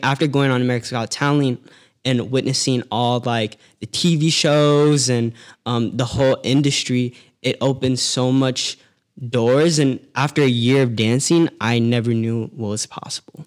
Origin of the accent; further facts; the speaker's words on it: Las Vegas, Nevada, United States; also born or lived in San Francisco Bay Area, California; I was born in the Bay Area, but, um, I was living in Las Vegas. Uh, you could say I was raised out there